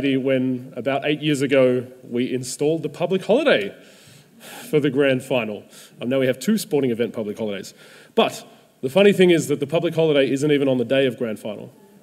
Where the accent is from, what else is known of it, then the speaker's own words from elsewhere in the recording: Melbourne, Victoria, Australia; I grew up in Melbourne as a footy fan